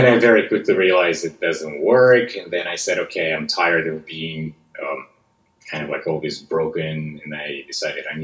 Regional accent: West Siberia, Russia; accent: Russian; English is a second language; moved away as an adult; now in United States; I was born and raised in West Siberia, which is a specific part of Russia

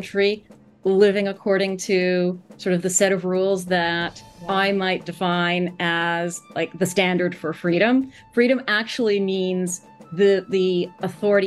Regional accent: United States; as an American

